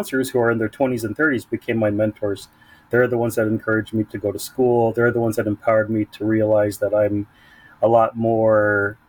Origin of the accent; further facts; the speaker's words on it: San Diego, California, United States; I was born and raised in National City, Chula Vista and Bonita parts of San Diego, born and raised